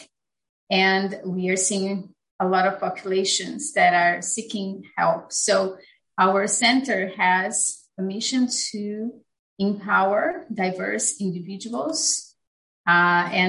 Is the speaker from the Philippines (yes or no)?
no; Brazil; moved away as an adult; also born or lived in United Kingdom; now in United States; I am originally from Brazil. I completed my bachelor's in business administration in Brazil